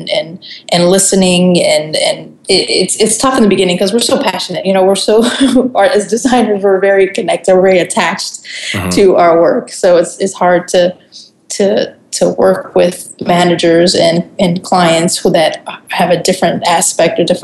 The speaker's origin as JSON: {"language": "English", "country": "Germany", "tie": "born or raised there", "also_born_or_lived": "Puerto Rico", "said": "Yeah, I so yeah, I grew up in Germany because my dad uh, my dad joined the army when I was really young. Um, I was born in Puerto Rico, and then we moved real quick to Germany."}